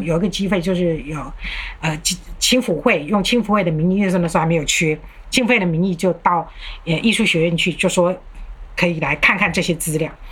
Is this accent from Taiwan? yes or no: yes; Taiwan; also born or lived in Germany; 我们台湾人